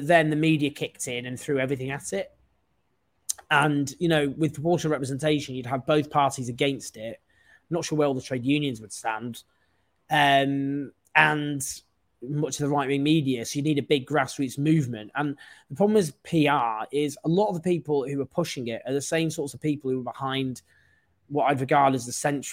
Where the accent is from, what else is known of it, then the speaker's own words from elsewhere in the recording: Stockport, North West England, United Kingdom; I grew up in Stockport, so as a Mancunian